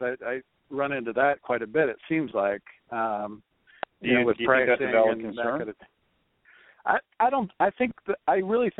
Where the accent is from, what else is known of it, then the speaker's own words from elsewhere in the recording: Portland, Oregon, United States; I'm from Portland